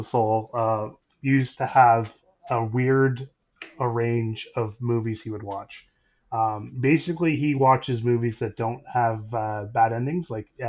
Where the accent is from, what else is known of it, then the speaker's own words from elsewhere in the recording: Wolfe Island, Ontario, Canada; I grew up on Wolf Island, so there wasn't a whole lot of TV.